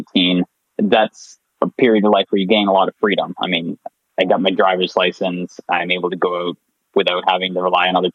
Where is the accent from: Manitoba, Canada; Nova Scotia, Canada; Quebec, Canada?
Nova Scotia, Canada; moved away as an adult; now in Waterloo, Canada; I'm born and raised in Nova Scotia, and I'm going to university in Waterloo, Ontario